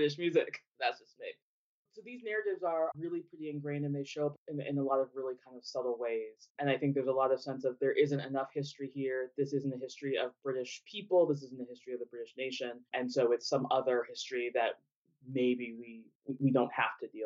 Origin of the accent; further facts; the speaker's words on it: United States; moved away as an adult; now in United Kingdom; I'm American, was born in the U.S.